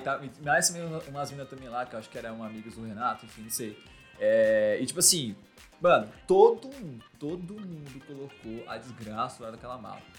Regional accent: São Paulo, Brazil; sou da Zona Norte aqui de São Paulo

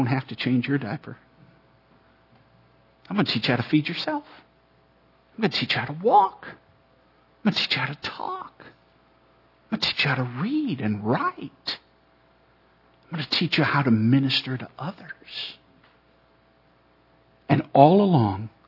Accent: Ireland; I'm Irish

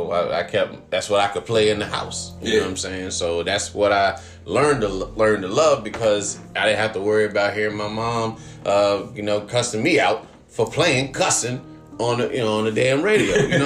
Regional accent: Virginia, United States; I grew up in Virginia, and I went to, like, I was in the, you know, in the Air Force during his, like, heyday.

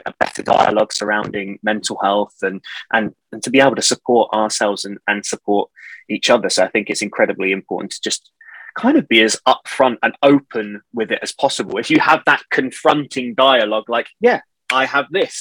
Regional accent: Portsmouth, South East England, United Kingdom; now in Manchester, United Kingdom; I am originally from Portsmouth, from the South Coast, born and bred

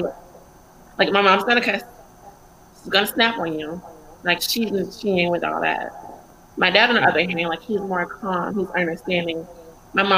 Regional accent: Atlanta, Georgia, United States; I'm from Atlanta, Fulton County

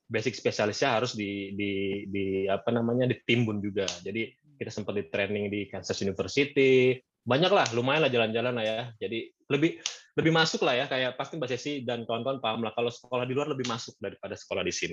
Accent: Bogor, West Java, Indonesia; Ah, lahir di Bogor, besar di Bogor. Uh, sekolah di Bogor juga. Jadi sekolah di SMA Negeri 1 Bogor, kuliah di Jakarta

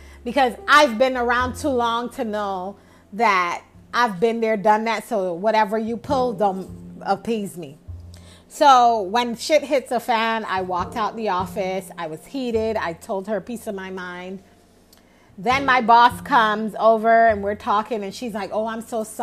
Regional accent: New York, United States; moved away as an adult; also born or lived in the South; where I grew up north in New York, where ambition is a value, it's an asset

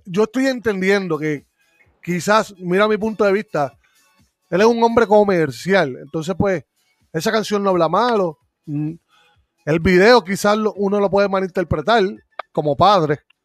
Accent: Puerto Rico; moved away; yo cuando estaba en Puerto Rico

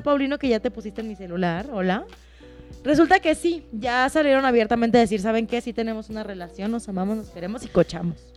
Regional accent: Mexico; ser mexicana

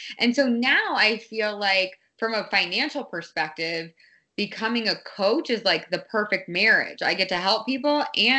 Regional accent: Boston, Massachusetts, United States; also born or lived in Los Angeles / Santa Monica; I'm like, oh, I'm from Boston. Like literally, I feel like I'm from Boston. I do claim Boston as my hometown.

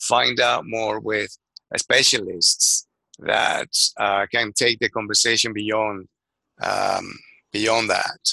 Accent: Venezuela; moved away as an adult; now in London, United Kingdom; I'm originally from Venezuela. I graduated as an architect, left my country 30 years ago

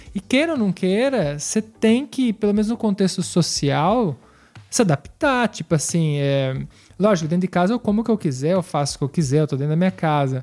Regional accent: Brazil; now in Piedmont, Italy; nosso sentido brasileiro

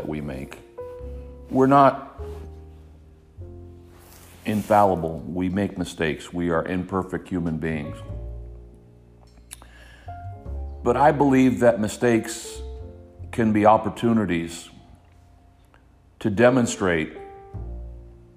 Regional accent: Hialeah, Florida, United States; growing up in Hialeah, Florida

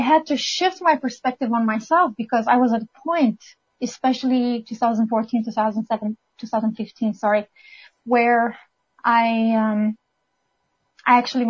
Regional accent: Romania; moved away as an adult; now in Canada; I'm originally from Romania

